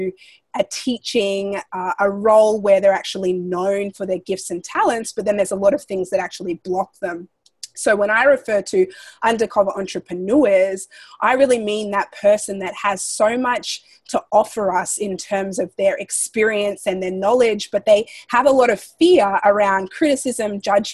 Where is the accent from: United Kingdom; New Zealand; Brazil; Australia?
Australia; moved away as an adult; now in United States; Growing up in Australia